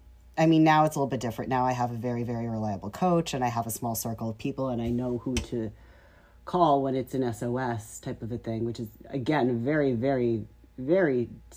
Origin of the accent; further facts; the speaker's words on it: New York, United States; moved away as an adult; now in Las Vegas, United States; I am a New Yorker at heart.